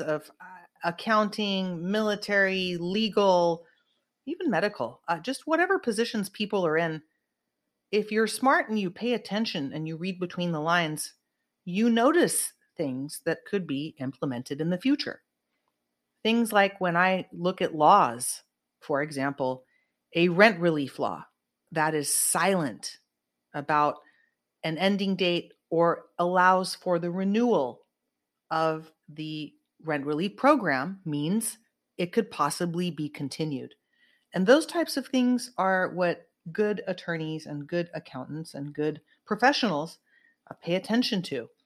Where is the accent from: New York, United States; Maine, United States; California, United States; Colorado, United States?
California, United States; Santa Cruz; my hometown santa cruz